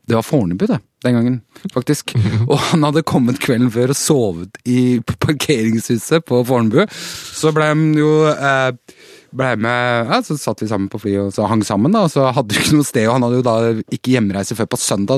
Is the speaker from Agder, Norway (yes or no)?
no; Bærum, Akershus, Norway; Kolsås i Bærum, der jeg vokste opp